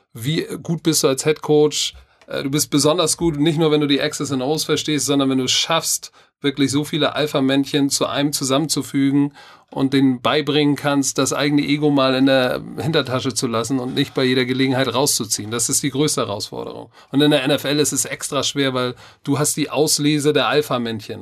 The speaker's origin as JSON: {"language": "German", "country": "Germany", "said": "ich bin Deutscher"}